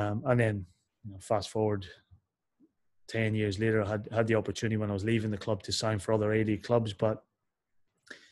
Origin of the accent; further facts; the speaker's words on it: Derry, Northern Ireland, United Kingdom; also born or lived in England; now in Australia; as a kid growing up in Northern Ireland